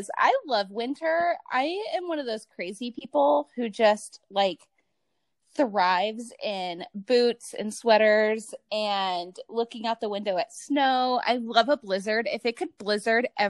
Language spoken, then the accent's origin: English; Ohio, United States; moved away as an adult; now in Nevada, United States; I'm from Ohio. So we're rivals by hometowns, or home states, but I'm out in Nevada now